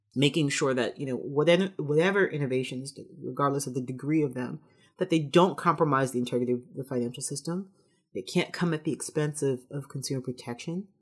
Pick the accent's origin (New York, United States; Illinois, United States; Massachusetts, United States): New York, United States; New York City; I'm from the Bronx